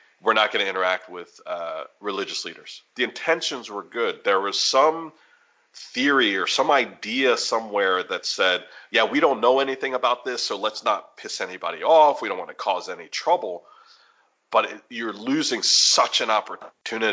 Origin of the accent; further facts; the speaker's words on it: United States; also born or lived in Chicago / Washington, D.C.; now in Kansas City, United States; being Roman Catholic or about being American